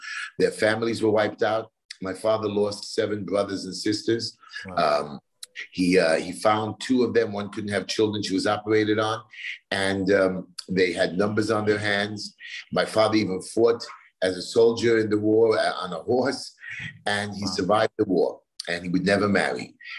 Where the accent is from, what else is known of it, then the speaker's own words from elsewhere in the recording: Brooklyn, New York, United States; I'm from Brooklyn, New York.